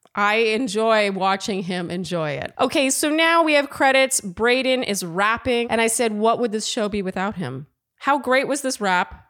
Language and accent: English; Canada; I'm too Canadian